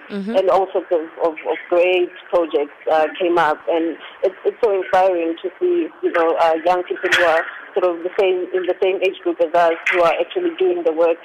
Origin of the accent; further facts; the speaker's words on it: South Africa; in my home soil